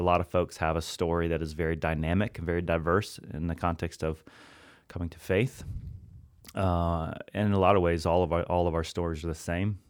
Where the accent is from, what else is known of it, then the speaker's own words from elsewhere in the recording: Hannibal, Missouri, United States; I grew up in Hannibal, Missouri, other side of the state, right off the Mississippi River.